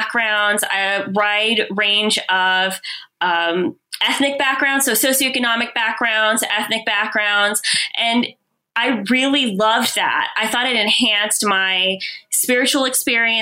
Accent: Central Florida, United States; moved away as an adult; also born or lived in California / Montemorelos, Mexico / Texas / Illinois; now in Berrien Springs, Michigan, United States; I grew up mostly in Central Florida from about third grade until college

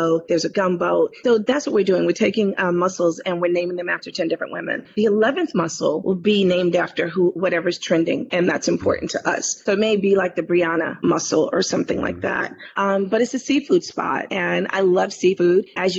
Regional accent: New York City, New York, United States; Being born and raised in Harlem

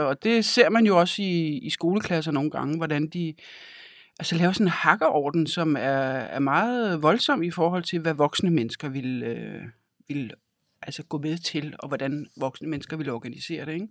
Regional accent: Denmark; also born or lived in Africa; af min barndom har jeg jo tilbragt i Danmark

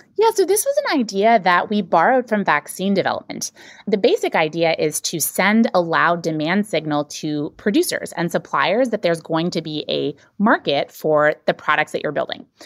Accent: North Carolina, United States; I grew up in North Carolina

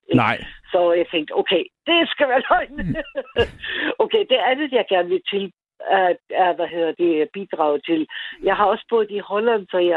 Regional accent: Austria; now in Ballerup, Denmark; det er jeg født i Østrig.

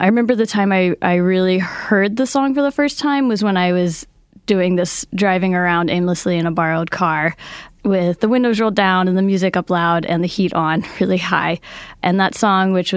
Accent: Seattle, Washington, United States; I'm from Seattle, Washington

